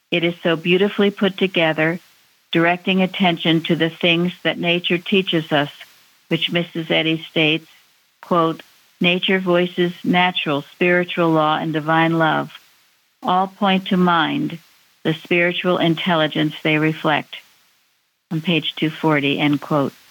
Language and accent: English; Northern Ireland, United Kingdom; gratitude helped to end the conflict in Northern Ireland and to bring peace and harmony to my hometown.